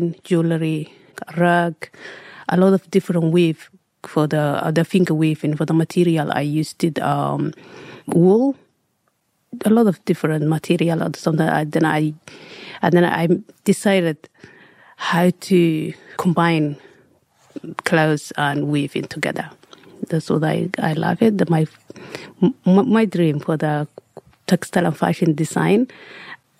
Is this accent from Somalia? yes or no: yes; Somalia; English is a second language; moved away as an adult; also born or lived in Egypt / Sydney, Australia; now in Australia; I'm coming from Somalia, East Africa. I was young, 5 years old